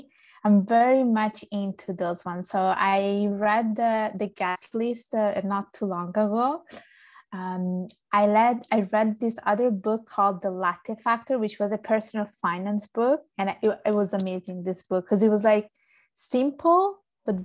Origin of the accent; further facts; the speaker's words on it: Palermo, Sicily, Italy; also born or lived in Vigevano, Lombardy, Italy; now in Canada; So I was born in Sicily. I was born in Palermo.